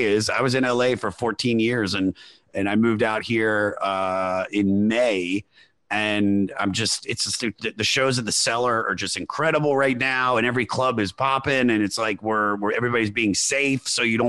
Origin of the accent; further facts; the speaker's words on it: Washington, District of Columbia, United States; moved away as an adult; also born or lived in Los Angeles; now in New York City, United States; I'm from the Washington, D.C. area. So I moved to Los Angeles in 2007 and I started stand-up comedy there.